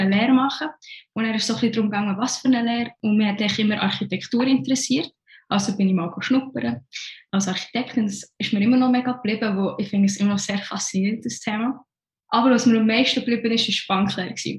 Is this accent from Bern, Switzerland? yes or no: yes; Bern, Switzerland; also born or lived in Iraq / London / Shanghai; now in Zurich, Switzerland; Ursprünglich komme ich aus dem Irak, ich bin dort geboren bin aber in Bern aufgewachsen, man gehört es ja mit dem Akzent an.